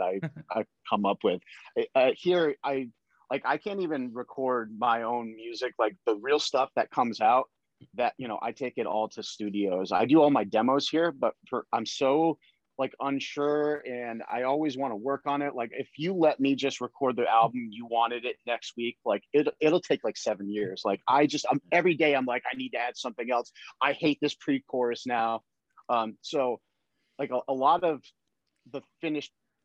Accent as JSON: {"language": "English", "region": "Connecticut", "country": "United States", "tie": "born or raised there", "said": "I grew up in Connecticut"}